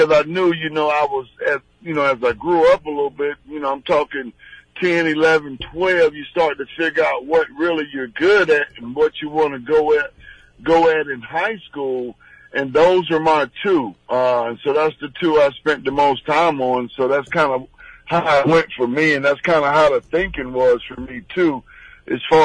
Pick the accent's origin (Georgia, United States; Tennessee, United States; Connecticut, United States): Georgia, United States; also born or lived in Chicago, Illinois; I was born in Chicago, but grew up in Georgia